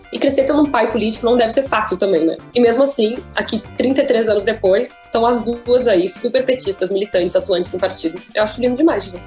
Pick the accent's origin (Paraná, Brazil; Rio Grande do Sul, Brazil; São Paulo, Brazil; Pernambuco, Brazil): Rio Grande do Sul, Brazil; Porto Alegre; em 97, o ano que eu nasci na cidade